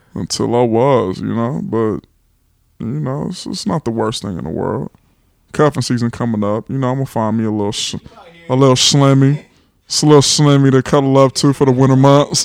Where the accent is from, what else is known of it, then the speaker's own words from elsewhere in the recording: Los Angeles, California, United States; moved away as an adult; now in Atlanta, United States; I am from California. Eighties baby, twenty-nine years old, grew up in Los Angeles